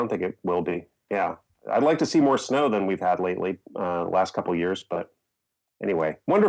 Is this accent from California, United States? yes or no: yes; Pasadena, California, United States; moved away as an adult; also born or lived in Hollywood, California; now in Berkshires, Massachusetts, United States; I grew up where you guys are. I grew up in Pasadena, Hollywood.